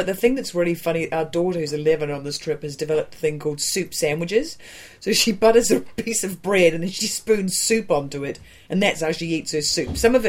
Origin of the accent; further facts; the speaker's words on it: New Zealand; moved away; also born or lived in California; I'm from New Zealand